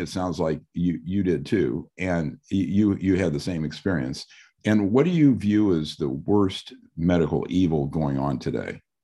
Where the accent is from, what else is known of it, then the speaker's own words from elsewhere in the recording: Midwest, United States; I'm from the Midwest also